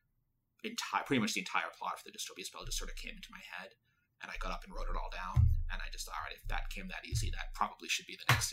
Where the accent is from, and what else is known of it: Boston, Massachusetts, United States; now in New York, United States